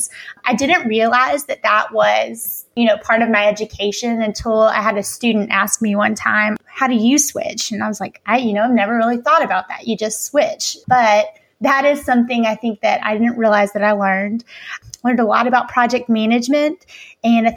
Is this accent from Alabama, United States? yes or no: yes; Alabama, United States; I grew up in Alabama